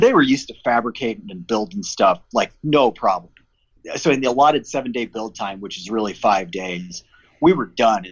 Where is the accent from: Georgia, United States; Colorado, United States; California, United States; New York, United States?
Colorado, United States; I grew up in Colorado